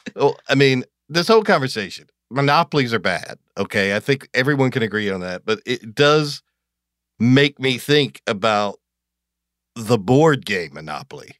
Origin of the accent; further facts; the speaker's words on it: Athens, Georgia, United States; also born or lived in Pelham, Georgia; I grew up in Athens, Georgia. My dad worked for University of Georgia when I was a kid. So, but when I was ten, we moved to this little, tiny town in the extreme southwest corner of Georgia called Pelham, Georgia